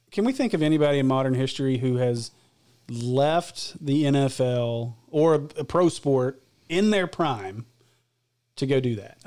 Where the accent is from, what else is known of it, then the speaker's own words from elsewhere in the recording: Illinois, United States; i grew up with family in Illinois